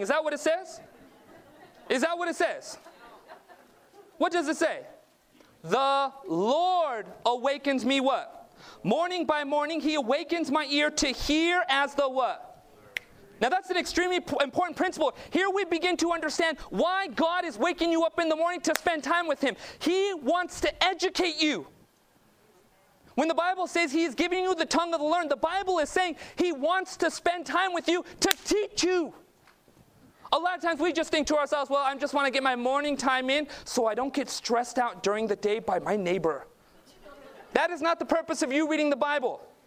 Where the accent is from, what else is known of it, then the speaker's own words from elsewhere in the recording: Southern California, United States; I was born and raised in Southern California. My parents immigrated from Northeast India or Northwest India, Punjab.